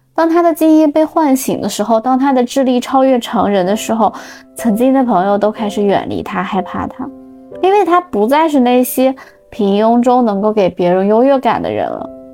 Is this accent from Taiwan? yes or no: no; Xinjiang, China; moved away; 我的家乡新疆